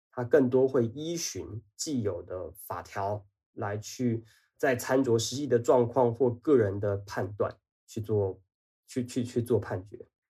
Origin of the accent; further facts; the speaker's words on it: Banqiao, New Taipei, Taiwan; also born or lived in Taichung; 离我的家乡板桥很近